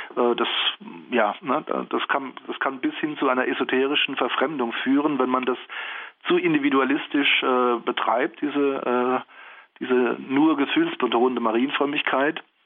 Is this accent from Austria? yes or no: no; Germany; bei uns in Deutschland